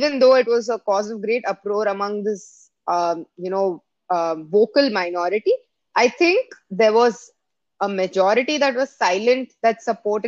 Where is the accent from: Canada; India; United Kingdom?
India; now in United States; I come from India